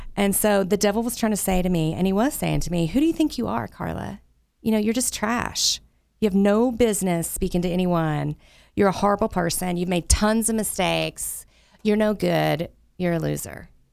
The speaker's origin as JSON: {"language": "English", "region": "the South", "country": "United States", "tie": "born or raised there", "said": "I grew up in the Southern Baptist Church down in the South where I'm from."}